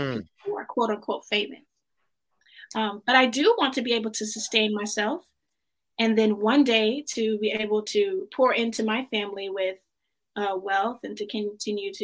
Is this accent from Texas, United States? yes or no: yes; DeSoto, Texas, United States; I grew up in DeSoto. Okay. That's about 15 minutes south of Dallas